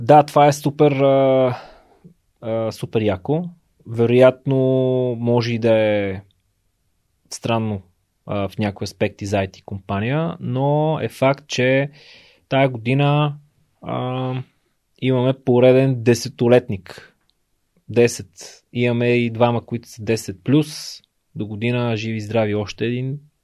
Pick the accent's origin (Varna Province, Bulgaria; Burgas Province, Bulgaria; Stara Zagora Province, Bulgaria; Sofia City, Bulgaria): Sofia City, Bulgaria; Sofia; аз съм си от София, имал съм си апартамент